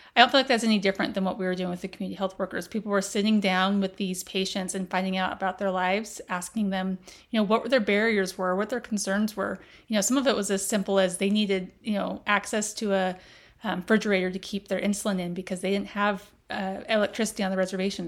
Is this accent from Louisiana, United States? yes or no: no; Las Vegas, Nevada, United States; I grew up in Las Vegas